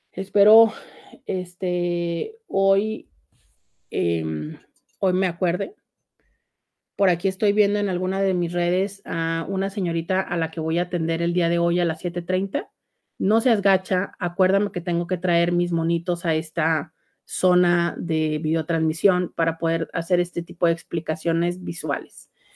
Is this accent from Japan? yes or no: no; Tijuana, Baja California, Mexico